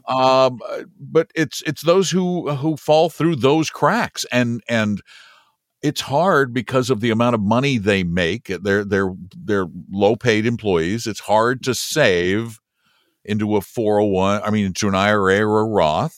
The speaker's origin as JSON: {"language": "English", "country": "United States", "said": "I'm embarrassed to say I'm an American"}